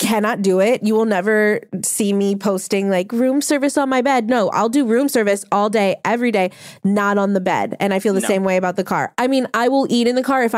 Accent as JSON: {"language": "English", "town": "New Orleans", "region": "Louisiana", "country": "United States", "tie": "born or raised there", "said": "I'm from New Orleans where there are quite literally drive-through daiquiri bars"}